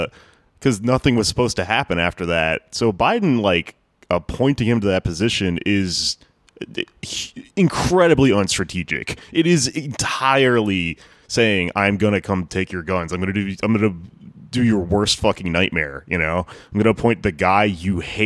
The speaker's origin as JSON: {"language": "English", "region": "Texas", "country": "United States", "tie": "born or raised there", "said": "I grew up in Texas where people love guns"}